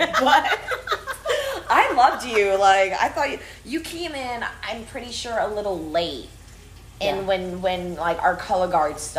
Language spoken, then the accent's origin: English; Houston, Texas, United States; also born or lived in Florida / Alabama / Brenham, Texas / San Marcos, Texas; I was born in Florida. Grew up in Alabama. Raised in Houston, Texas